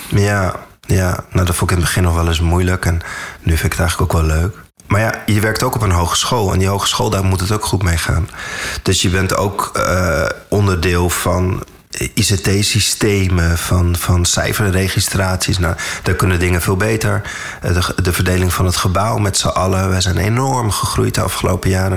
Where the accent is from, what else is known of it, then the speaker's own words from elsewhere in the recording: Amstelveen, North Holland, Netherlands; also born or lived in Saudi Arabia; Daarna ben ik hier, waar wij nu zitten, we zitten in Amstelveen, ben ik op een basisschool terechtgekomen